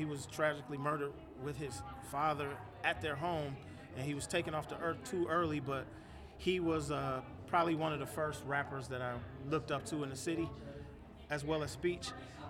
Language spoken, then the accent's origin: English; Milwaukee, Wisconsin, United States; I still appreciate growing up in Milwaukee and being influenced by the music here.